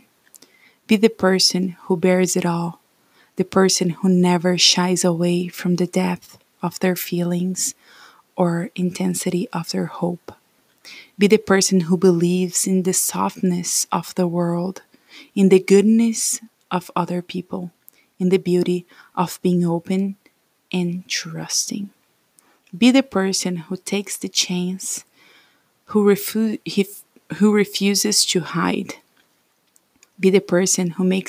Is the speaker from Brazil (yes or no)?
yes; Brazil; English is a second language; moved away as an adult; also born or lived in United States; I came to the US after 2 years of studying English in my home country, Brazil